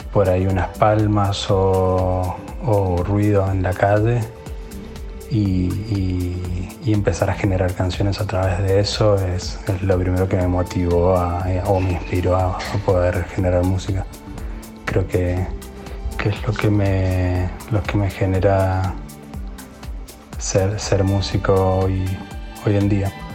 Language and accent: Spanish; Mendoza, Argentina; soy oriundo de Mendoza